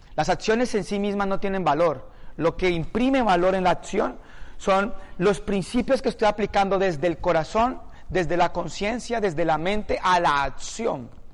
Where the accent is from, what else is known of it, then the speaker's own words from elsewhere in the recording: Palmira, Valle del Cauca, Colombia; moved away; Yo soy de una ciudad de 300.000 habitantes. Un pueblo.